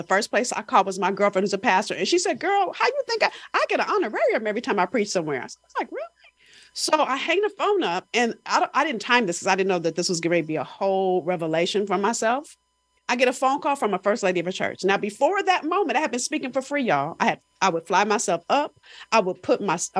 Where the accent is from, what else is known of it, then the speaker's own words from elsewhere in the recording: Los Angeles, California, United States; I'm from South Central